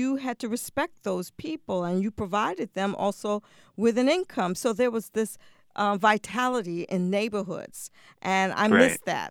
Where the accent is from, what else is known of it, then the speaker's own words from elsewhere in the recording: New York City, New York, United States; when I was growing up in New York City